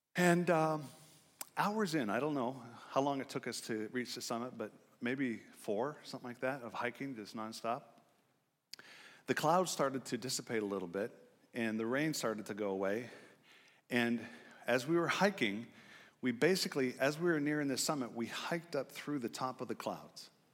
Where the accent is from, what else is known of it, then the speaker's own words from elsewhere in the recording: Gig Harbor, Washington, United States; I grew up in Gig Harbor, just north of here